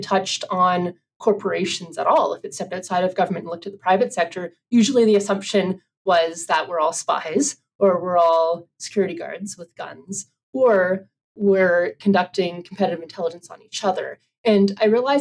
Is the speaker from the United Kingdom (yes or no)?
no; Canada; moved away; my home country of Canada